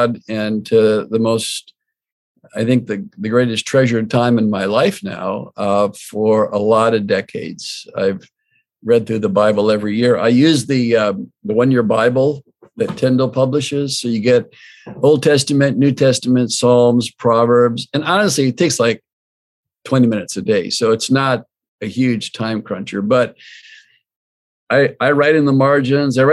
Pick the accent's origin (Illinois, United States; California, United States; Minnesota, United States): Illinois, United States; Glen Ellyn; the Covenant Church I grew up in Glen Ellen